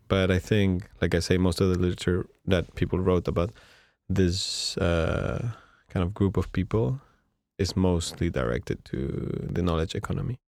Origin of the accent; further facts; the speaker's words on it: Mexico; moved away as an adult; now in Montreal, Canada; we're Mexicans, but we're really talking from Montreal.